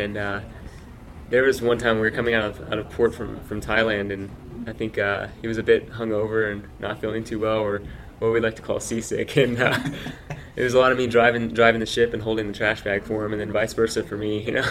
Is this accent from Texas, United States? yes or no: yes; Dallas Fort Worth area, Texas, United States; I grew up in Texas, and so uh, I uh, grew up in Dallas Fort Worth area